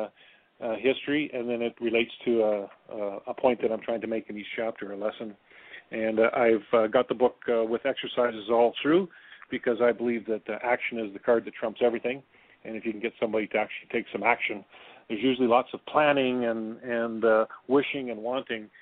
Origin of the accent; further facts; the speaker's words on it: near Lethbridge, Alberta, Canada; also born or lived in Thailand; we came back to my hometown, or near my hometown, a little bit bigger community called Lethbridge, Alberta